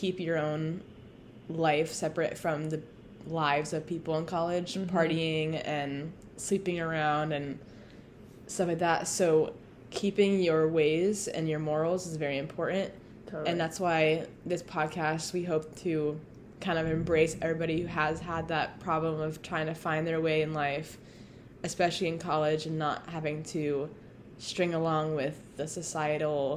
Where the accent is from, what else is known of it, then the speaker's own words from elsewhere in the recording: Cumming, Georgia, United States; moved away as an adult; now in Alabama, United States; I'm from Cumming, Georgia, which is just outside of Atlanta